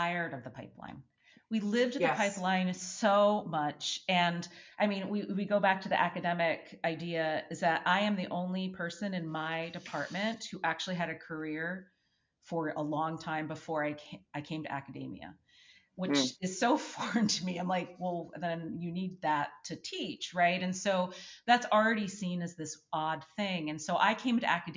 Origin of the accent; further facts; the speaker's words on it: United States; I'm American